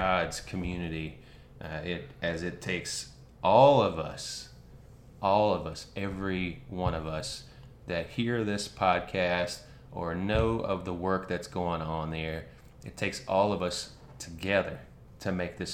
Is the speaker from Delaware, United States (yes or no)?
no; North Carolina, United States; moved away; also born or lived in Athens, Georgia; I grew up in North Carolina, so around a bunch of Tar Heels